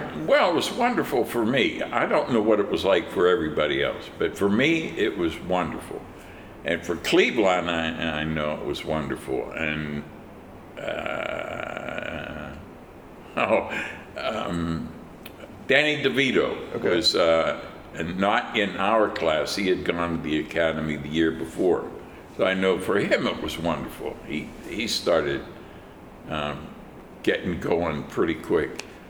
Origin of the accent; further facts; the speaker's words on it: Pittsburgh, Pennsylvania, United States; I grew up in Pittsburgh. It's my hometown.